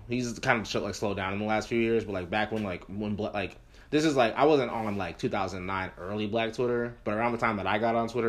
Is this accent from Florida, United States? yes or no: yes; Florida, United States; growing up, no one around me cared about … because I grew up in Florida.